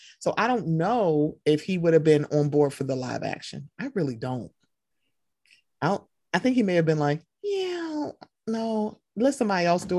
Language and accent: English; Queens, New York, United States; Ma'am, I'm from Queens, the white part of Queens.